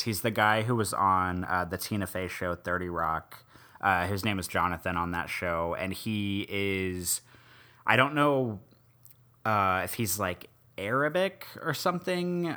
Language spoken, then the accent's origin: English; Midwest, United States; now in New Orleans, United States; I was born and raised in the Midwest.